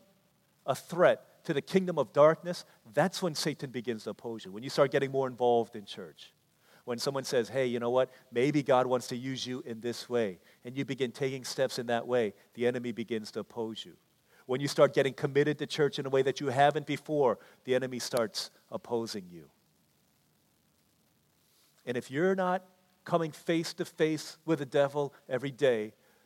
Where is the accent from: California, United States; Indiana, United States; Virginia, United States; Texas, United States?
Virginia, United States; D.C.; also born or lived in Washington, D.C.; growing up in Washington, D.C., in Virginia, in the shadow of D.C.